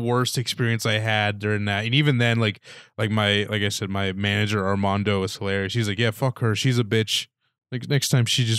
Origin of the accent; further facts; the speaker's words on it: Punxsutawney, Pennsylvania, United States; I love my hometown